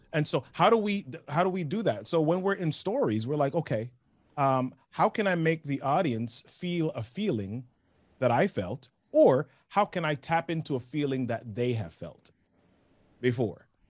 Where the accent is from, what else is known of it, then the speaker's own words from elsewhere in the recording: New York, United States; also born or lived in Oshawa / Massachusetts; now in Maryland, United States; I grew up in New York